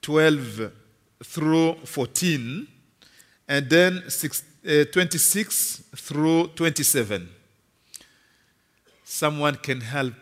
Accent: Kinshasa, DR Congo; As my brother Ken said … I come from Congo, Kinshasa, Congo DRC.

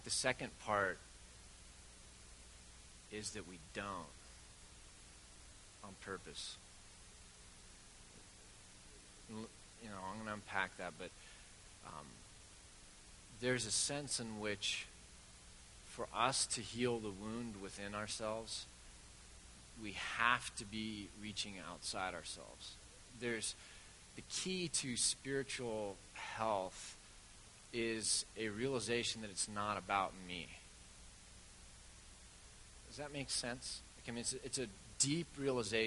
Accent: Bend, Oregon, United States; it's my hometown

